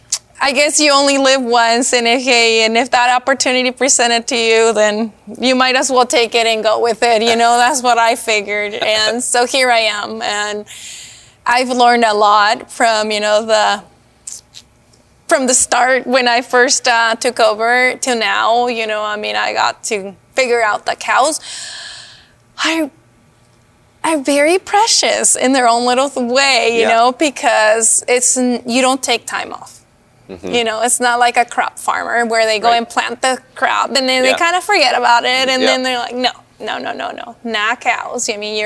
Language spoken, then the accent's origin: English; California, United States; now in Washington, United States; I came from California. Mm-hmm. Moved to Washington to raise a family.